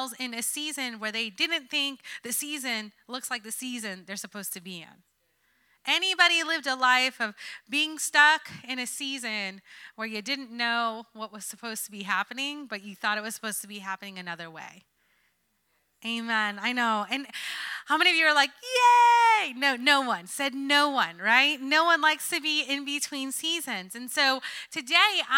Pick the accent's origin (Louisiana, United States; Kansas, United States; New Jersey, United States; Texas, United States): New Jersey, United States; moved away; I'm a city girl after all. I'm from Jersey